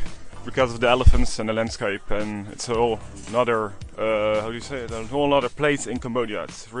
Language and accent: English; Rotterdam, South Holland, Netherlands; English is a second language; I'm from Rotterdam, the Netherlands.